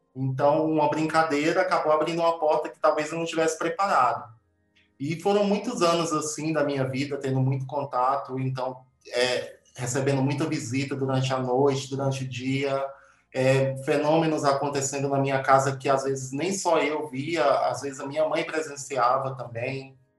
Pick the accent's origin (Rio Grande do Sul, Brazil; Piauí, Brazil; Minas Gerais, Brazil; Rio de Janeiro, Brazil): Piauí, Brazil; Uruçuí; eu nasci numa cidade muito pequena no Piauí, chama Uruçuí